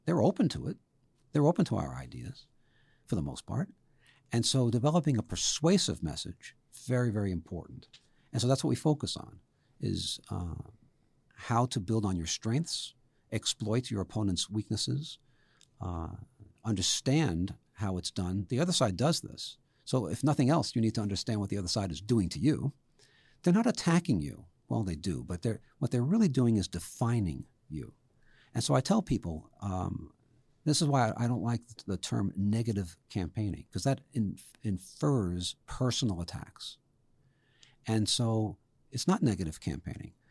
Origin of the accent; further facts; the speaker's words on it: New York City, New York, United States; moved away; I grew up in the Bronx